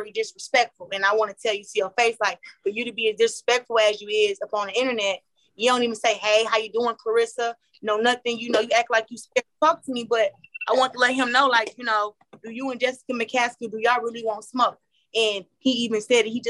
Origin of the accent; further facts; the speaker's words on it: Flint, Michigan, United States; I was born in Flint